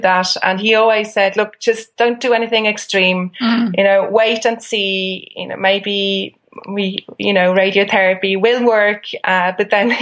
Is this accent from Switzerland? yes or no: yes; Switzerland; now in Ireland; I'm from Switzerland, where complementary and alternative therapy is enshrined in the constitution. So I grew up with it.